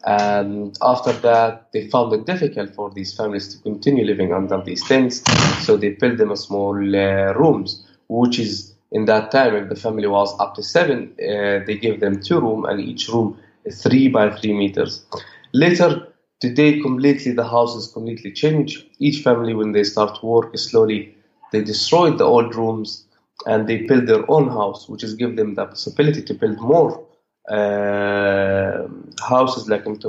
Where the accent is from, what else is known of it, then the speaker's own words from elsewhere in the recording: Bethlehem, West Bank, Palestine; I was born and growing up in a refugee camp, and I still live in this camp with my family.